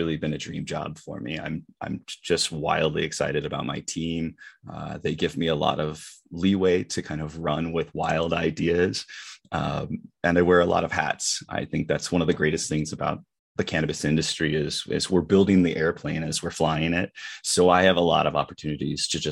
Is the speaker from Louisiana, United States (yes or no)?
no; California, United States; moved away; also born or lived in Colorado; I am originally from California. I did go to high school in Colorado